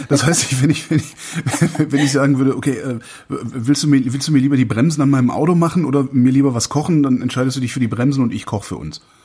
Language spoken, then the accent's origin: German; the West, western Germany, Germany; ich bin im Westen groß geworden